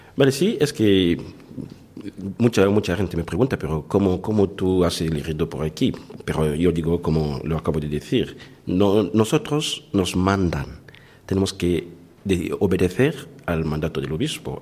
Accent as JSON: {"language": "Spanish", "country": "DR Congo", "moved": "as an adult", "lives_now": "Valencia, Spain", "said": "soy de la República Democrática del Congo"}